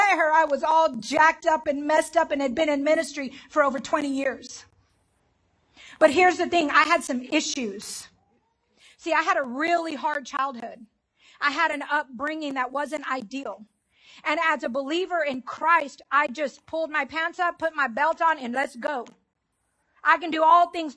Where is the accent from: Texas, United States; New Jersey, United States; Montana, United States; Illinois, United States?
Texas, United States; Dallas; I'm from Southeast Dallas, which is hood. It's called Pleasant Grove